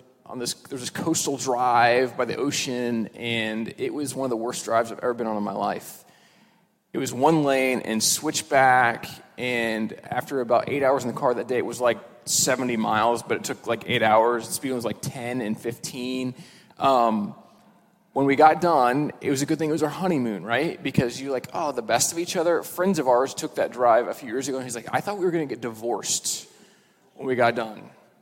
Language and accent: English; Midwest, United States; we're from the Midwest where it's pretty flat